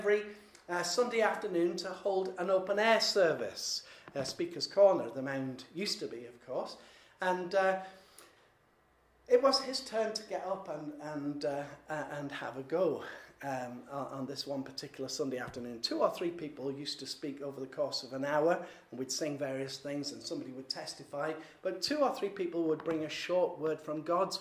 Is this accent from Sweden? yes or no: no; Yorkshire and the Humber, United Kingdom; I'm a Yorkshireman